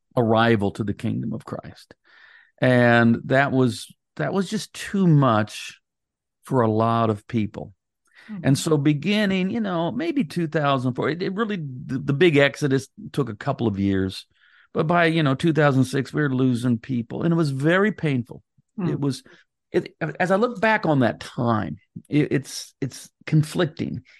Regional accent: United States; I'm an American

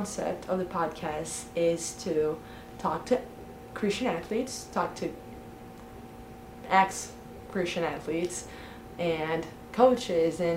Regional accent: Brazil; I'm from Brazil

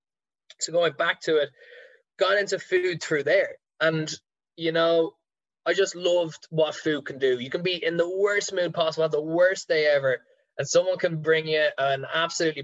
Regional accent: Ireland; our Irish people

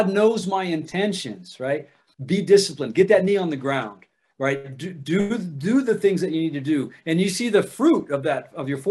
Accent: Ohio, United States; I'm from Ohio

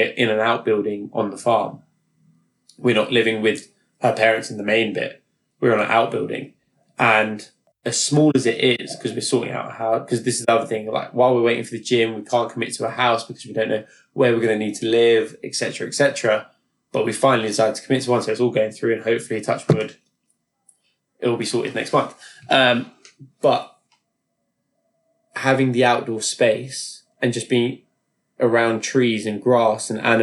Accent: London, United Kingdom; I've lived in London all my life. I'm 27 now. And I loved growing up in London

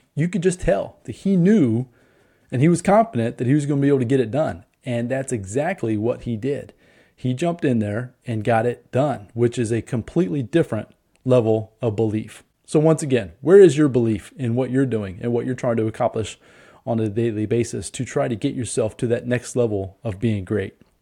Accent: Indianapolis, Indiana, United States; I'm from Indianapolis

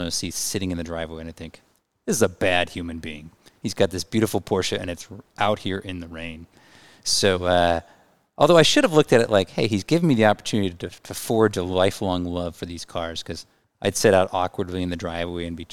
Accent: Kirkland, Washington, United States; also born or lived in Richland, Washington; I was born and raised here in Kirkland

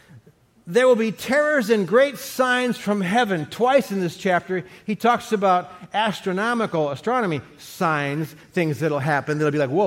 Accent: Cleveland, Ohio, United States; I was born back in Cleveland, Ohio in 1956

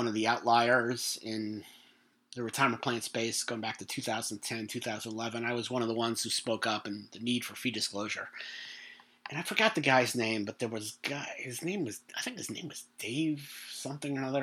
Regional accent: New York, United States; I'm from New York. We are not laid back people

